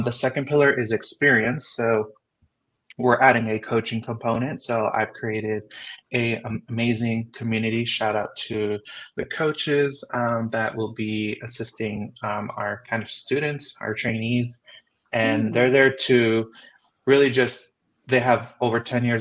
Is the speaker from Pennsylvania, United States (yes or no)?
no; Southern California, United States; moved away as an adult; also born or lived in San Diego; now in Las Vegas, United States; I grew up in Southern California